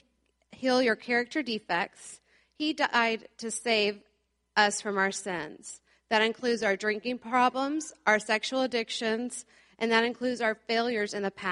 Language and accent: English; Plano, Texas, United States; I grew up around here in the Plano area